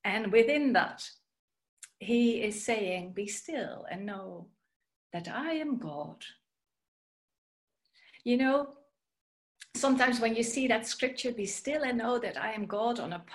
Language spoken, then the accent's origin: English; Netherlands; moved away; You may have heard from my accent or my name that I am originally from the Netherlands